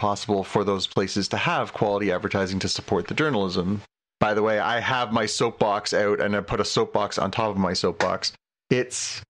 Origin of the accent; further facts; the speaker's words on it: Canada; we, that being the Canadian public